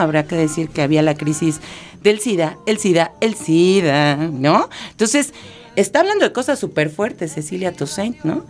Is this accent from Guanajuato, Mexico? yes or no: no; Mexico City, Mexico; soy citadina, soy de esta ciudad monstruo